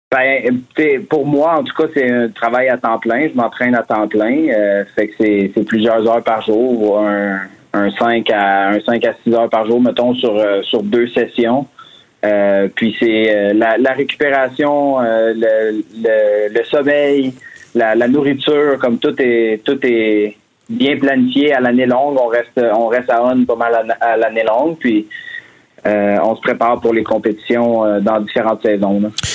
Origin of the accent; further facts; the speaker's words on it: Drummondville, Quebec, Canada; now in Montreal, Canada; je viens de Drummond, par contre, mais euh, ça fait, ça fait maintenant un peu plus de dix ans que je suis à Montréal.